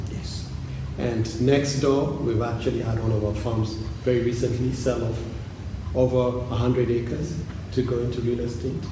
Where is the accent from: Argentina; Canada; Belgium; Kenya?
Kenya; Thika, Kiambu County; So we're from we're from Thika.